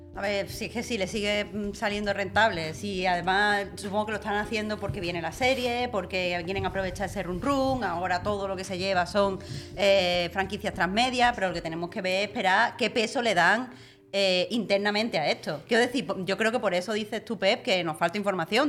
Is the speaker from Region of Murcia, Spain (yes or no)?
no; Andalusia, Spain; moved away as an adult; yo soy de Andalucía